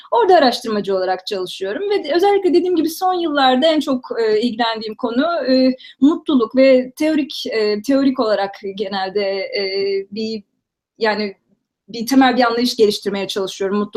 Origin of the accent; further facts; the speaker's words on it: Istanbul, Turkey; Um, işte dediğim gibi İstanbul'da doğdum. İlkokulu Nurettin Teksenik Okulu'nda okudum. Fenerbahçe'de belki bilenler vardır.